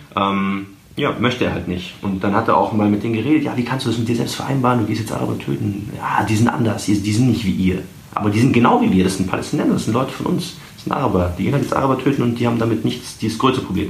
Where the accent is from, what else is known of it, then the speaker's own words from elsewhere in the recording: Germany; weil ich natürlich auch halt deutsch bin